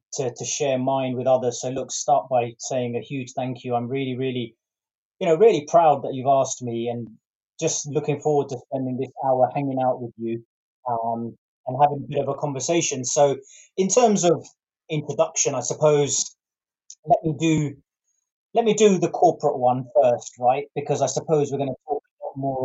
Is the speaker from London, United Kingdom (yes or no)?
yes; London, United Kingdom; born or raised there